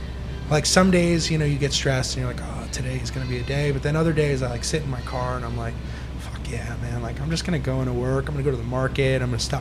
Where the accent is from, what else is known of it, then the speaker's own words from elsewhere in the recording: New York, United States; I sort of feel like, yeah, again, like you said, growing up in New York, a lot of anger in the restaurant business, right?